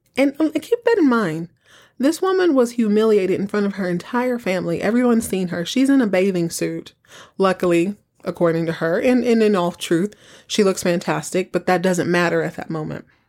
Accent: Texas, United States; I grew up in Texas

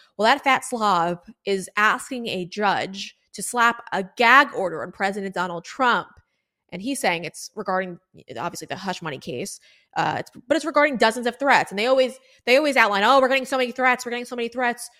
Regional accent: South Florida, United States; I'm from South Florida, guys. I live in South Florida

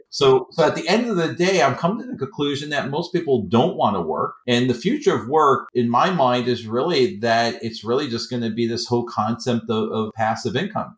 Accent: New York City, New York, United States; I'm not from Boston. I'm from Queens, New York.

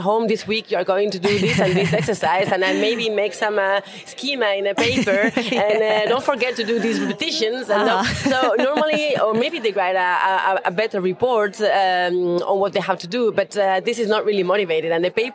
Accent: Spain; moved away as an adult; now in Switzerland; So originally, I'm also from Spain, but I was based in Switzerland

